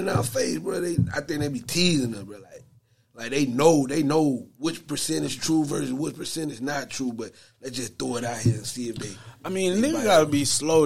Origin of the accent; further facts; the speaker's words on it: Atlanta, Georgia, United States; I'm from Atlanta